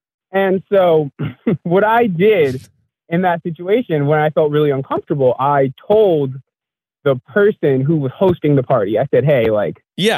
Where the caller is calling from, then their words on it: New York, United States; I'm calling from New York.